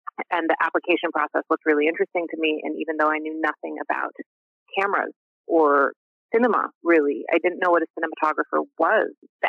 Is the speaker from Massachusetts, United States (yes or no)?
yes; Cambridge, Massachusetts, United States; moved away as an adult; also born or lived in Cape Cod, Massachusetts / Boston, Massachusetts; now in Texas, United States; were Hungarian immigrants. They met in college in Boston in the 70s. And so I grew up in Cambridge and my dad was a lawyer and my mom was a school teacher. And when I was about seven, they got into a restaurant venture and we moved to Cape Cod